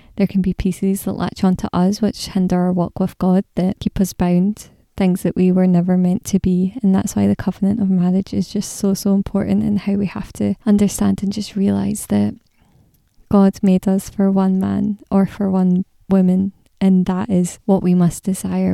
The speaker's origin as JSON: {"language": "English", "region": "Scotland", "country": "United Kingdom", "said": "I'm Scottish"}